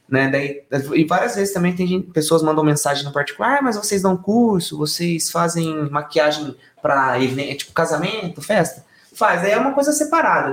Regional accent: São Roque, São Paulo, Brazil; todos nós somos de São Roque. Nas, uhum. Nascidos, criados

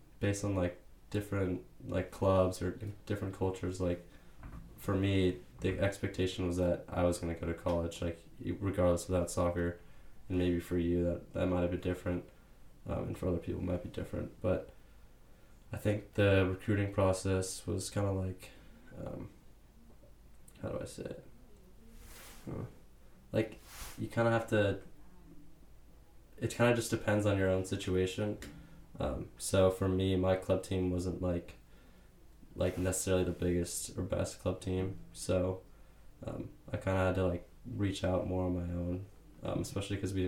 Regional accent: Marin, California, United States; born or raised there

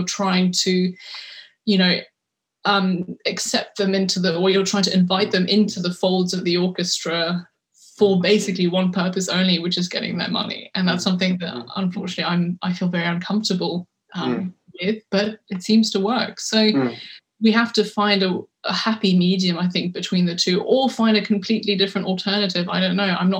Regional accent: London, United Kingdom; I was born in London, I went to a French school, and I think culturally, you know, I grew up in a very French environment.

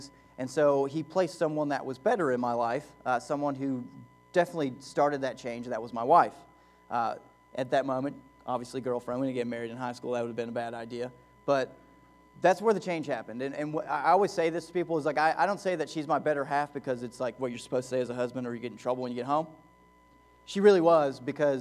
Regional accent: Lexington, Kentucky, United States; moved away as an adult; also born or lived in Louisville, Kentucky / Knoxville, Tennessee; We come from Lexington, Kentucky originally, and then we moved to Louisville

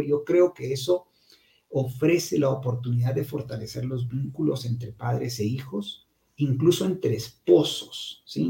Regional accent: Guatemala; yo salí del Liceo Guatemala

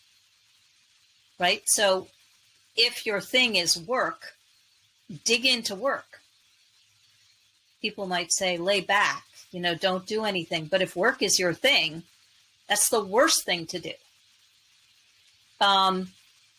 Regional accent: New York City, New York, United States; I grew up in New York City

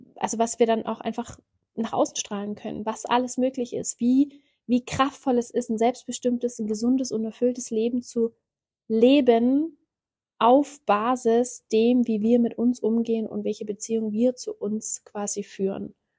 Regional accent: Ulm, Baden-Württemberg, Germany; also born or lived in South Africa; komme ich aus Ulm. Ich habe hier auch gelebt

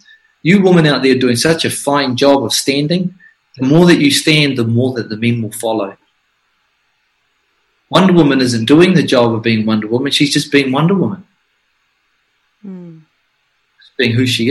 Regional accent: Flaxmere, Hawke's Bay, New Zealand; I'm from Flaxmere, where people were tomahawked, murdered, where my mother was beaten, and where I spent most of my youth fighting for survival

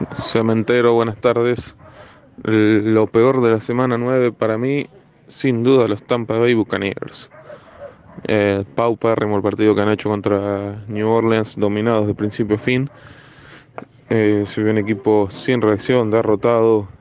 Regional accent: Portugal; soy portugués

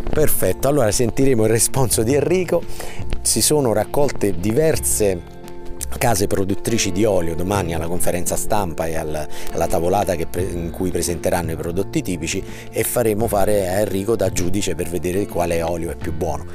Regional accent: southern Pontine area, Lazio, Italy; alle nostre parti, è il sud pontino, da dove veniamo noi

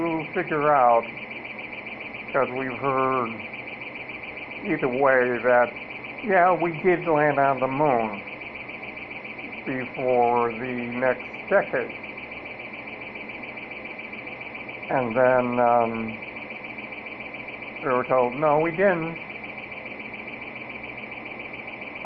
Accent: Cleveland, Ohio, United States; when I grew up in Cleveland

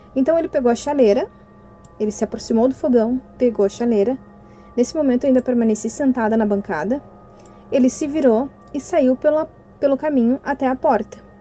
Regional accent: Cachoeirinha, Rio Grande do Sul, Brazil; eu sou aqui da cidade de Cachoeirinha, região metropolitana de Porto Alegre, no estado do Rio Grande do Sul.

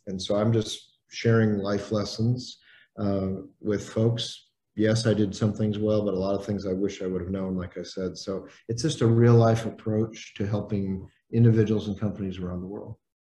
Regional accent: Indiana, United States; I grew up in Indiana.

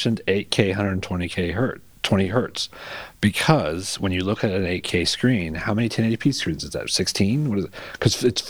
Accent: Kansas City, Missouri, United States; I'm from Kansas City, Missouri

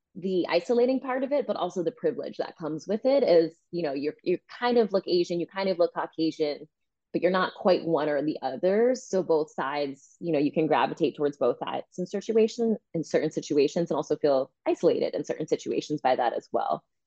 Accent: New Jersey, New York, East Coast, United States; moved away as an adult; also born or lived in Santa Maria, California; now in California, United States; I was born in California, actually, San Maria, California um, but grew up mostly on the East Coast in New Jersey, New York, went to college in New York

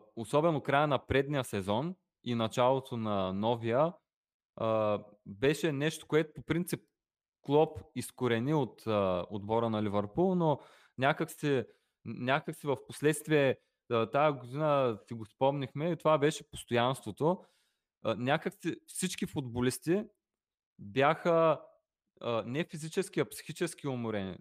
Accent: Bulgaria; ние при всичко сме българи

